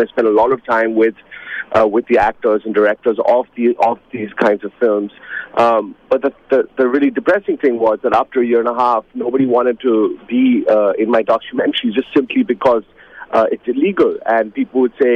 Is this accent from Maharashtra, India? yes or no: yes; Mumbai, Maharashtra, India; moved away as an adult; also born or lived in New York, United States; I was born in Mumbai, in Bombay, what was then known as Bombay